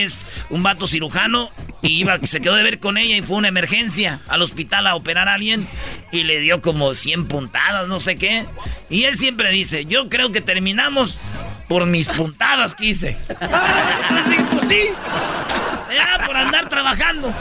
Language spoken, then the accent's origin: Spanish; Michoacán, Mexico; Qué bonito es mi estado, Michoacán. Que viva mi tierra, Michoacán.